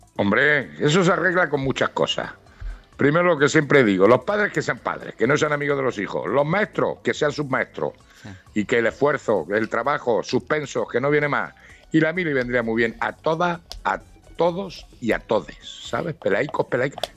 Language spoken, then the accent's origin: Spanish; Ciudad Real, Castilla-La Mancha, Spain; now in Granada, Spain; yo soy manchego, yo soy de Ciudad Real, que también hace frío